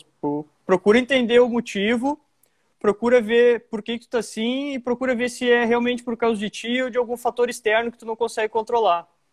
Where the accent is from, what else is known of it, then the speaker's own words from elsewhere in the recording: Montenegro, Rio Grande do Sul, Brazil; also born or lived in Porto Alegre / Nova Santa Rita / Santa Maria / Lajeado; Eu moro desde os meus oito ou nove anos em Montenegro. Eu me considero montenegrino porque eu cresci minha vida aqui.